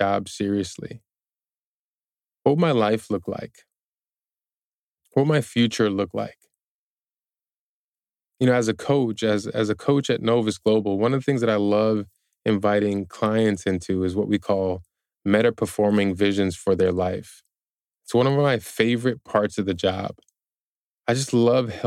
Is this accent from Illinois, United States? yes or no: yes; Chicago, Illinois, United States; when I was growing up in Chicago